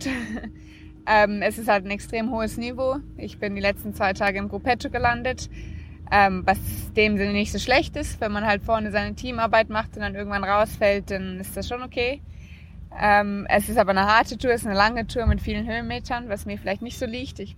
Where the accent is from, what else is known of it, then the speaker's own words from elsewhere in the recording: Namibia; Und ich bin auch sehr stolz darauf, mein Heimatland hier zu vertreten.